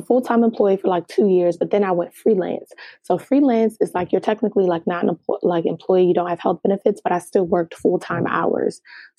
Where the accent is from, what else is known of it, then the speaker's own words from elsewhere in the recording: Nigeria; because I'm Nigerian and just the stigma behind, you know, being a professional or having a professional career